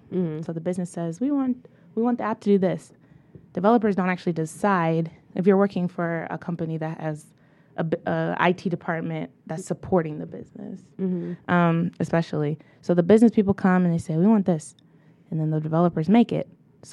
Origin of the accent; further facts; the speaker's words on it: Detroit, Michigan, United States; growing up in Detroit, I did go to the best elementary and middle school, Bates Academy.